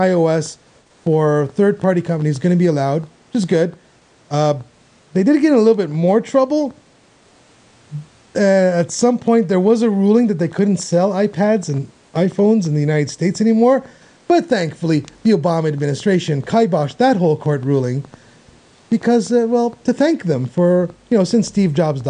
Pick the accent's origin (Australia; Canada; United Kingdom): Canada; as a Canadian